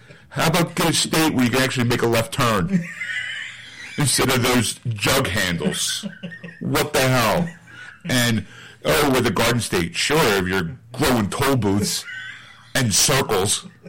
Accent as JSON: {"language": "English", "region": "New Jersey", "country": "United States", "moved": "yes", "lives_now": "Philadelphia, United States", "said": "I'm from Jersey."}